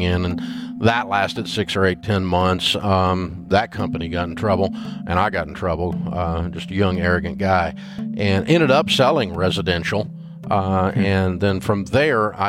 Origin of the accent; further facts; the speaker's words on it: Nashville, Tennessee, United States; I grew up in Nashville